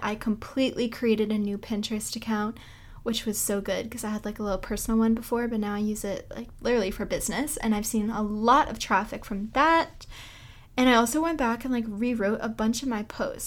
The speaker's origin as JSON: {"language": "English", "town": "Boston", "region": "Massachusetts", "country": "United States", "tie": "born or raised there", "said": "I am from Boston, so I'm New England born and raised"}